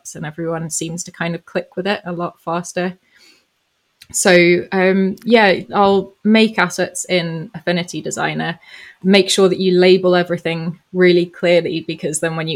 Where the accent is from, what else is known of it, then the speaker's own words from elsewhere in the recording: Johannesburg, Gauteng, South Africa; I grew up in South Africa, so this was in Johannesburg